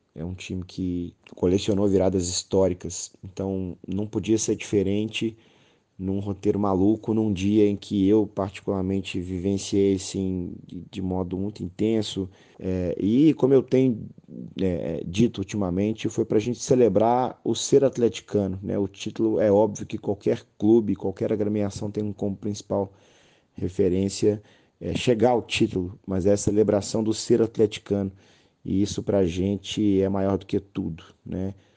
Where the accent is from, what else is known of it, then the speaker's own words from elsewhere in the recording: Belo Horizonte, Minas Gerais, Brazil; moved away as an adult; Eu, eu sou um belo horizontino que me radiquei no interior durante sete anos